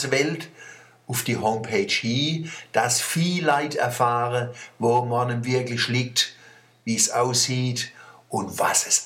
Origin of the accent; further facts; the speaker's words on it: Mannheim, Baden-Württemberg, Germany; Wie ich gesagt habe, ich komme aus Mannheim, war sie begeistert.